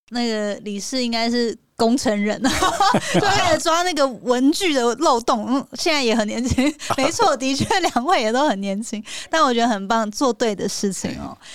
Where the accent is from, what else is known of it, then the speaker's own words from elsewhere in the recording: Hualien, Hualien County, Taiwan; now in Northern Taiwan; 因为我是花莲人嘛，那花莲就是我也就北漂了啦，那但是每次回去就会觉得说，啊，花莲其实是一个很好的地方，那家人也都在那边